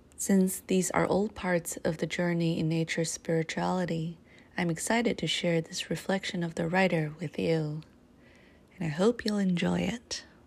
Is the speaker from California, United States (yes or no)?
yes; Owens Valley, California, United States; When I was a girl growing up in the Owens Valley